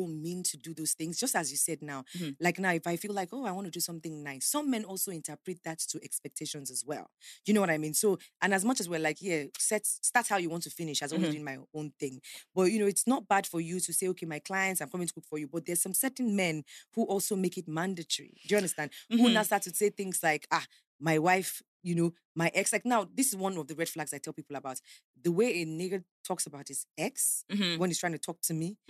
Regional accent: Nigeria; as a Nigerian

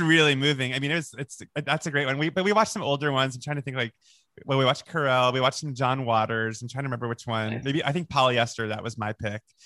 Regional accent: Boca Raton, Florida, United States; also born or lived in Long Island, New York; on Long on Long Island, and then we moved to Boca Raton, Florida

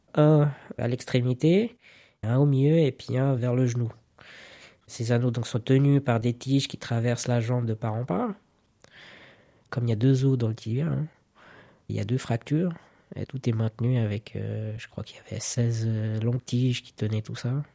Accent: Zurich, Switzerland; je suis né à Zurich

